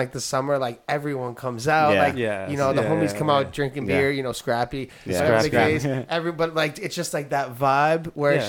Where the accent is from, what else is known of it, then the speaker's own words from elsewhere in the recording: New York, United States; now in California, United States; I grew up in New York